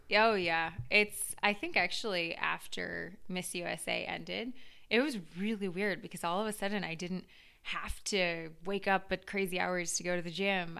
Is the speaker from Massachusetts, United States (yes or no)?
yes; Duxbury, Massachusetts, United States; also born or lived in Los Angeles; I live in Boston now, but I was originally from Duxbury